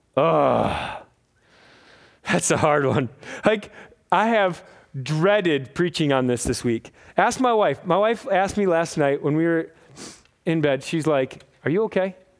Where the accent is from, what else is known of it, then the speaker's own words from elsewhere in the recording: United States; I'm from America